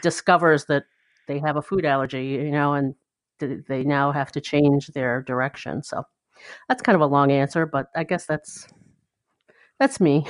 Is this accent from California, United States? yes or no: no; Ann Arbor, Michigan, United States; moved away; I grew up in Michigan, in, uh, southeastern Michigan in Ann Arbor